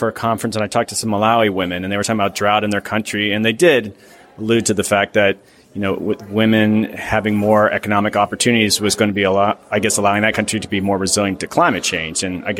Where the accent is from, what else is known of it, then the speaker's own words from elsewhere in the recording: Florida, United States; also born or lived in Georgia; I'm from the South, I grew up in Florida. I was one of those red states.